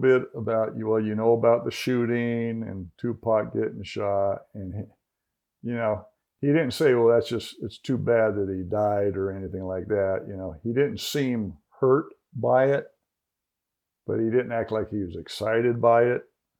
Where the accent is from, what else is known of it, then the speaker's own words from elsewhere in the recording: Las Vegas, Nevada, United States; But I walked up and I said … I'm from Las Vegas.